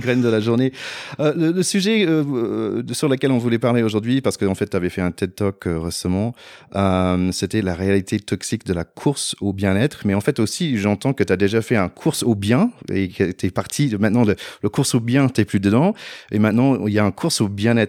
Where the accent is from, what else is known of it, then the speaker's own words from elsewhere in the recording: United States; French is a second language; moved away as an adult; also born or lived in Paris, France / Haut-Doubs, France; now in France; j'ai grandi aux États-Unis